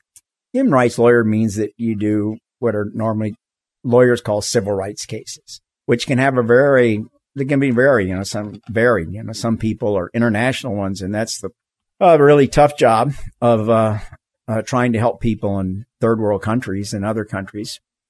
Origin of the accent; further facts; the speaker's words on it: Florida, United States; moved away as an adult; also born or lived in California / Tetons, Wyoming / Cuba (ancestry); I grew up in Florida, the least mountainous.